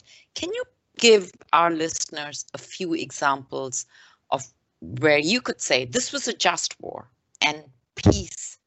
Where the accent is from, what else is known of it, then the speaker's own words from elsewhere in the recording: India; now in Canada; growing up in India